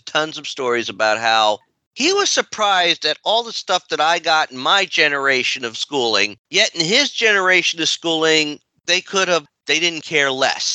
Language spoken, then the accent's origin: English; United States; we are unfortunately American-born white